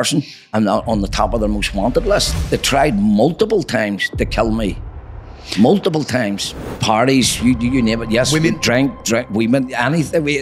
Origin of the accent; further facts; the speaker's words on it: Belfast, Northern Ireland, United Kingdom; I was born and bred in Belfast